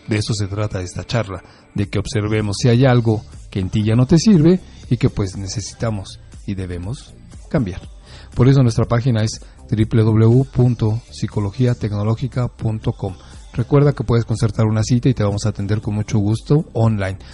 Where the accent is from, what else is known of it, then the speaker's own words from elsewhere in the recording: Mexico; los mexicanos no somos tan directos